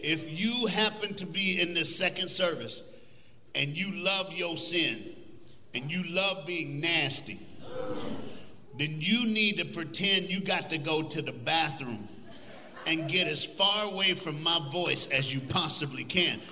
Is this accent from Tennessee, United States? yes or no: yes; Tennessee, United States; now in Texas, United States; I'm from the Smoky Mountains. That's where I grew up.